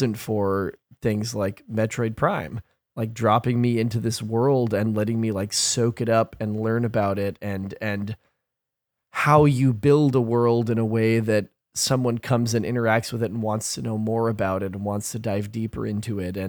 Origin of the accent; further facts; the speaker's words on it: Gresham, Oregon, United States; We're all from Gresham, fam.